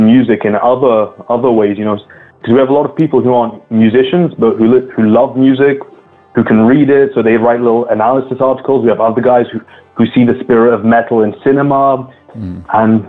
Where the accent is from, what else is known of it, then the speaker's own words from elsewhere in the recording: London, United Kingdom; first language English; also born or lived in Scotland; now in France; despite me being in France, English is my mother tongue. I grew up in the UK, in London especially, and for a time in Scotland as well.